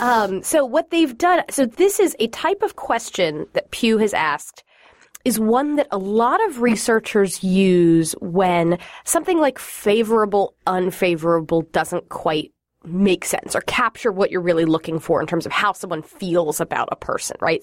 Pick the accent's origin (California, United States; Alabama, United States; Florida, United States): Florida, United States; moved away; Florida's my home state